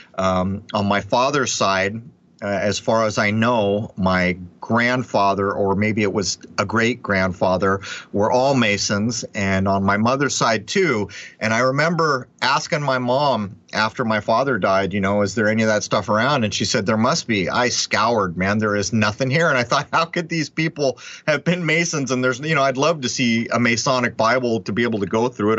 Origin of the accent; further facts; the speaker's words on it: San Diego, California, United States; moved away; I'm from San Diego